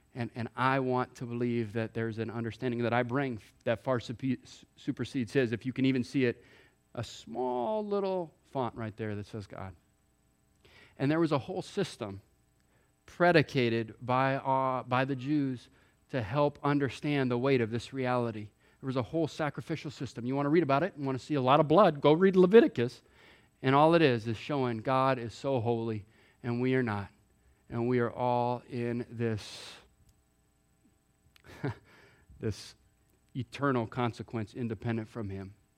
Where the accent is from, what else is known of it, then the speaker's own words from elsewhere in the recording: Hawaii, United States; moved away; I grew up in Hawaii